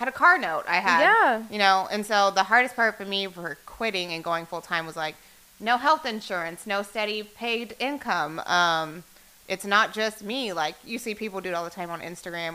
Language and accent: English; Dallas, Texas, United States; I'm born and raised in Dallas.